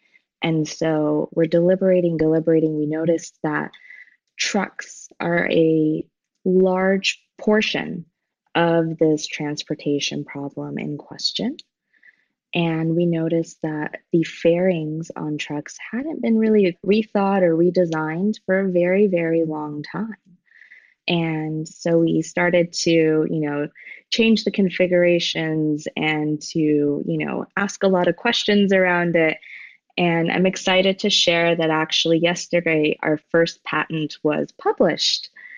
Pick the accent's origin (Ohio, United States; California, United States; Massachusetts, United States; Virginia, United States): California, United States; San Diego; also born or lived in Iran / Colorado; I was born in Iran. We moved to Colorado. I was raised predominantly in San Diego, moved to Northern California, came down to Southern California, moved back to Northern California.